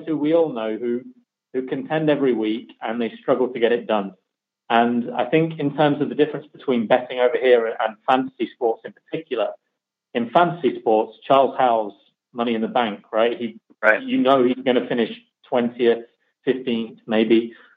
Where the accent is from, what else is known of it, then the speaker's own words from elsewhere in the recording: the middle of England, Midlands, United Kingdom; now in north of England, United Kingdom; I'm from the middle of England, um, I live in the north of England, but I try not to sound like uh, someone from the north of England as best I can.